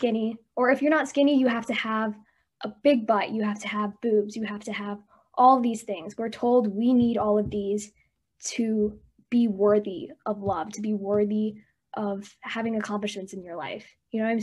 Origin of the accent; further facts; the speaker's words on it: United States; My parents immigrated to America from India around the early 2000s. So I grew up here in the States. I grew up in a very small white town